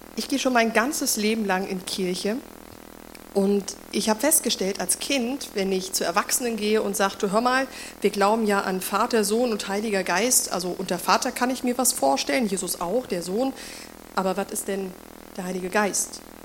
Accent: Germany; moved away; damals in Deutschland, in dem Ort, wo ich aufgewachsen bin

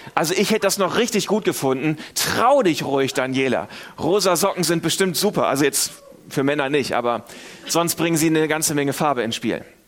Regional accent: Northern Germany, Germany; moved away; Ich komme aus Norddeutschland, wir sind auch eher verhalten.

